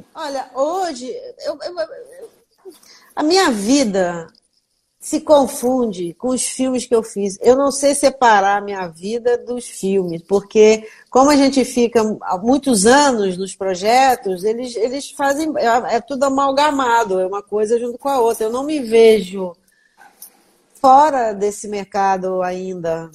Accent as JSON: {"language": "Portuguese", "town": "Volta Redonda", "region": "Rio de Janeiro", "country": "Brazil", "moved": "yes", "lives_now": "Rio de Janeiro, Brazil", "said": "eu sou de Volta Redonda"}